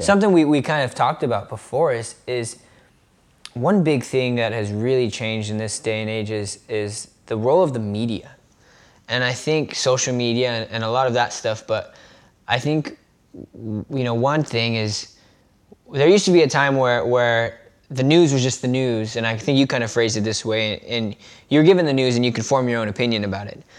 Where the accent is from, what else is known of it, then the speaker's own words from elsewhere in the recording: United States; as an American